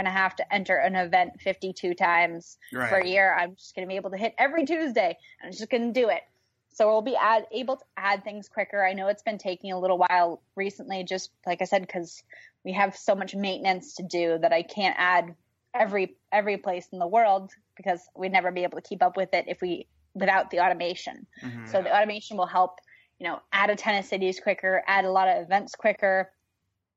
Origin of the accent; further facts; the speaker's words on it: New York, United States; now in California, United States; I'm originally from New York